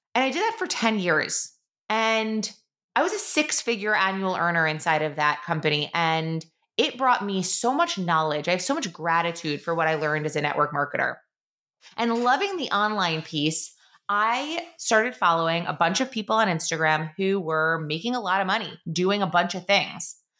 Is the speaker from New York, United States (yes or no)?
yes; Long Island, New York, United States; also born or lived in Queens, New York / Syracuse, New York; I am a born and raised New Yorker. I was born in Queens, uh, lived there for a few years, then moved out to Long Island, was raised in middle school and in high school in Long Island.